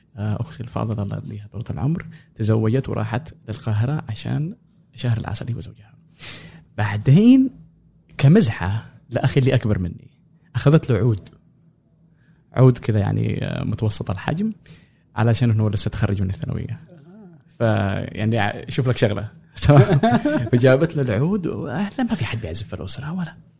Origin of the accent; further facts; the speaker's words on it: Sanaa, Amanat Al Asimah, Yemen; moved away as an adult; also born or lived in Cairo, Egypt; now in United States; انا كنت آه، مواليد اليمن غادرت اليمن 2011